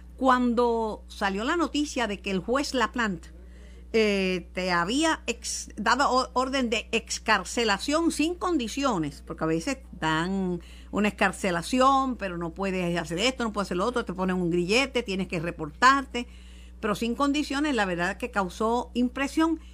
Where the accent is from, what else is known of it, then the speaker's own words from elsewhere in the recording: Mayagüez, Puerto Rico; Eso es en mi pueblo